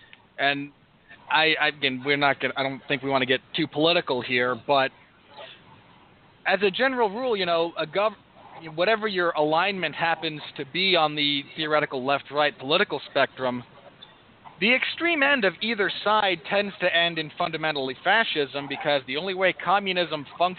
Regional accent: England, United Kingdom; the fact that I never had to live through Thatcherism as an Englishman, or a lot of Thatcherism in general, given that I was born in 1985

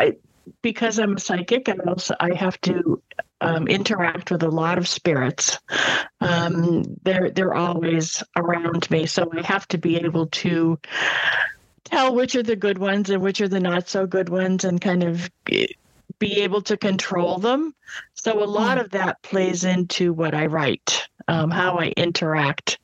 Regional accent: Massachusetts, United States; moved away as an adult; now in Florida, United States; I'm from Massachusetts in New England, and I now live in Florida

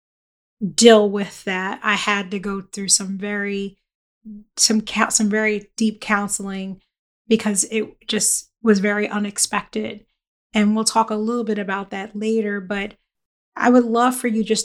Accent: Philadelphia, Pennsylvania, United States; I grew up in Philly

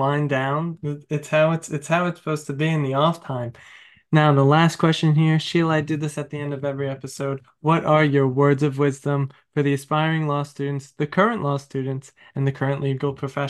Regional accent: New York, United States; I'm from New York, but I'm from Long Island, Suffolk

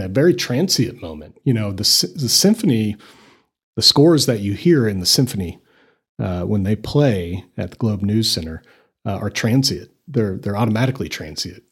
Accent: Littleton, Colorado, United States; moved away as an adult; also born or lived in Scotland; now in Amarillo, United States; I'm originally from Littleton, Colorado. So grew up just north of here

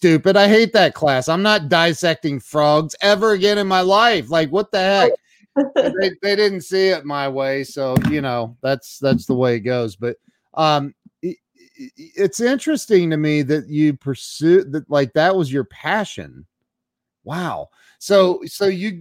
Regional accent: Ohio, United States; I'm from Ohio

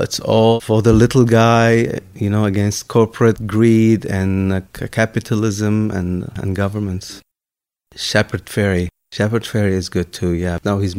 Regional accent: Lebanon; born or raised there; moved away

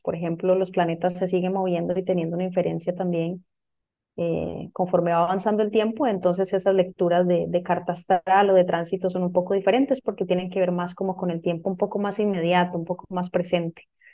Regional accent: Costa Rica; moved away; yo soy de Costa Rica, soy original de Costa Rica.

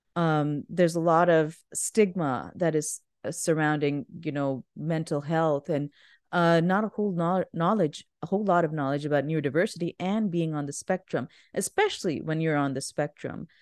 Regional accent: Pakistan; moved away; I grew up in Pakistan.

